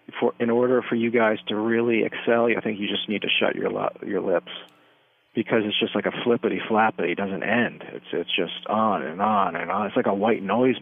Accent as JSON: {"language": "English", "region": "Maryland", "country": "United States", "said": "Well, I'm from Maryland. I'm from Southern Maryland."}